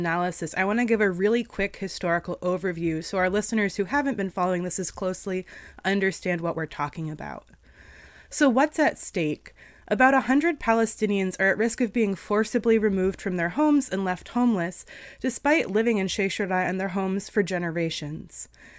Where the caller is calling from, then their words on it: Vermont, United States; Good morning from Vermont.